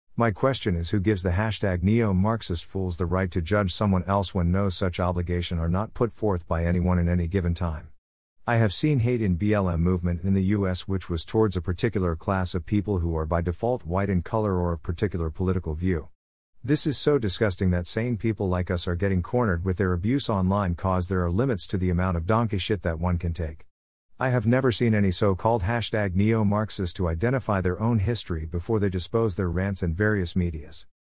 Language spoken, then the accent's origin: English; Kolkata, West Bengal, India; I was born in Calcutta